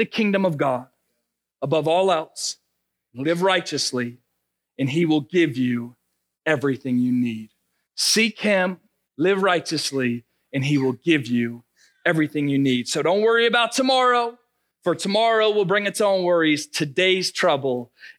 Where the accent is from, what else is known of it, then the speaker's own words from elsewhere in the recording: Narragansett, Rhode Island, United States; moved away as an adult; also born or lived in Ohio / Cumberland, Rhode Island; now in Marshfield, United States; as a kid, remember, born and raised in Rhode Island